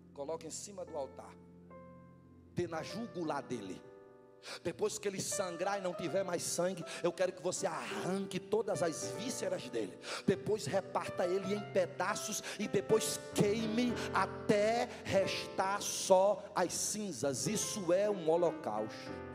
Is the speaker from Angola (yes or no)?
no; Northeast Region, Brazil; moved away